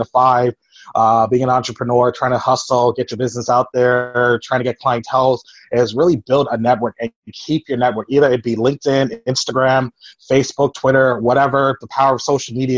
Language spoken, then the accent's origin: English; Toronto, Ontario, Canada; I'm from Toronto, Canada.